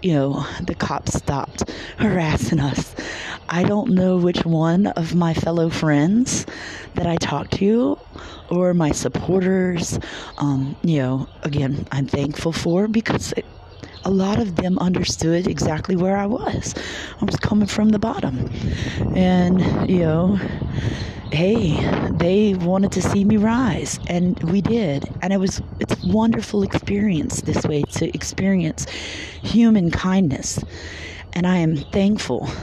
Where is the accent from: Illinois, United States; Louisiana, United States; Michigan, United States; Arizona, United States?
Louisiana, United States; moved away as an adult; this is my hometown, there are people that I grew up with there.